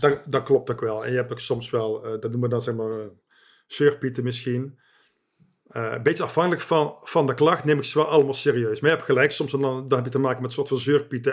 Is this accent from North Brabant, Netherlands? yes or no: yes; Eindhoven, North Brabant, Netherlands; moved away as an adult; also born or lived in the west of the Netherlands; geboren in Eindhoven en sinds ongeveer 7 jaar woonachtig in het Westen